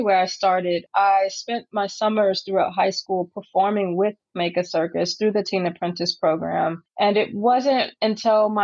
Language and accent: English; San Francisco, California, United States; circus was a normal part of growing up in San Francisco